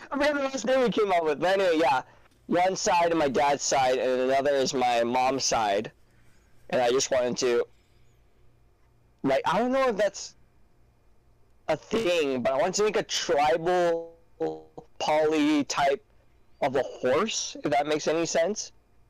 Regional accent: Hawaii, United States; moved away; I was raised in Hawaii. I was still living in Hawaii

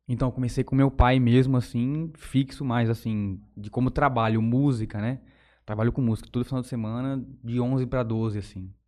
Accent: São Francisco, São Paulo, Brazil; also born or lived in Palmeira d'Oeste; eu sou natural ali de São Francisco mesmo, cidadezinha aqui perto de Jales

